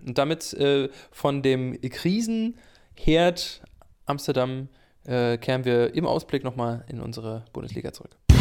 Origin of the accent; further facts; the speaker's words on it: Greifswald, Mecklenburg-Vorpommern, Germany; ich bin in Greifswald geboren